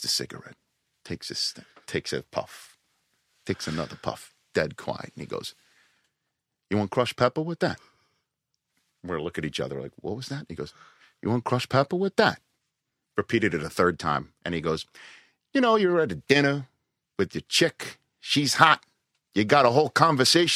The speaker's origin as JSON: {"language": "English", "town": "New York City", "region": "New York", "country": "United States", "said": "I'm from Staten Island, New York"}